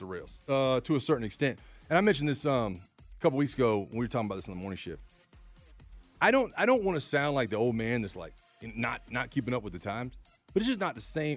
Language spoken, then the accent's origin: English; Florida, United States; I'm from Florida